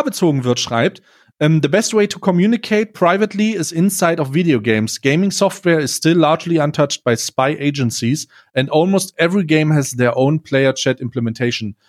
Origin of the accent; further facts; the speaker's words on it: Magdeburg, Saxony-Anhalt, Germany; moved away; ich komme äh, ursprünglich äh, aus Magdeburg